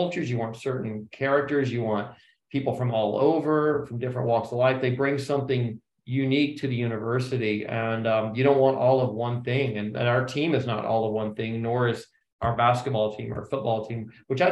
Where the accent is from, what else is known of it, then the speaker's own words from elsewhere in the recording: Charlotte, North Carolina, United States; now in Princeton, United States; you and I grew up in Charlotte